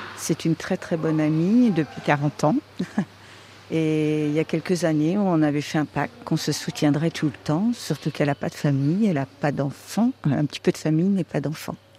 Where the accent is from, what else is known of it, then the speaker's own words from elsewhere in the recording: Vendée, Pays de la Loire, France; j'arrive de la Vendée parce que je suis vendéenne. Donc je viens de la Vendée